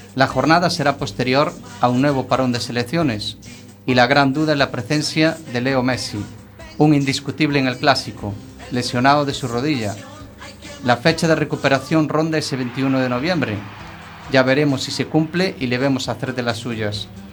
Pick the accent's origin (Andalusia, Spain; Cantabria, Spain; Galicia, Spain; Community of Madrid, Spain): Galicia, Spain; todos somos gallegos